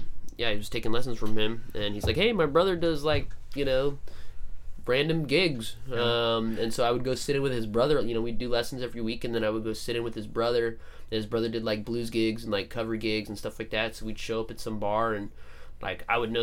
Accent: Phoenix, Arizona, United States; So I was 17, and I used to go to this place in my hometown called Donna Jean's Libations. Where's your hometown? Phoenix, Arizona.

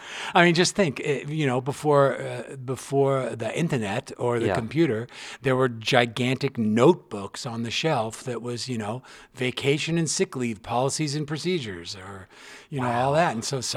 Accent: Los Angeles, California, United States; I'm from Studio City.

